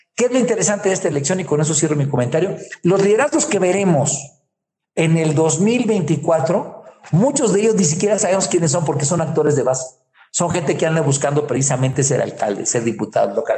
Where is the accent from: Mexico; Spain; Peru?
Mexico; Guerrero; yo soy de allá de Guerrero